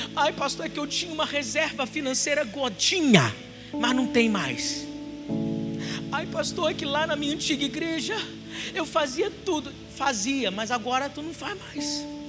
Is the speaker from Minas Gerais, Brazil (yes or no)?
no; Duque de Caxias, Rio de Janeiro, Brazil; Eu sou de Xerém. Eu sou vizinho do …